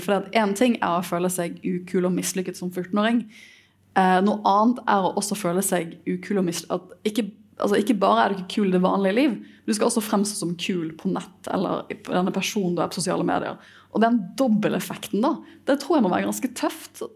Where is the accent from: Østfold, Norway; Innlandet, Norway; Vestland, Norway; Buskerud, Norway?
Vestland, Norway; Bergen; for meg som bergenser